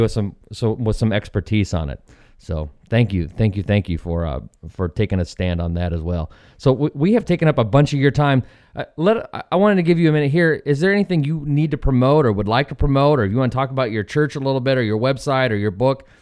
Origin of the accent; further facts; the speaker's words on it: Eastern Washington State, United States; I'm from Lily White, Eastern Washington State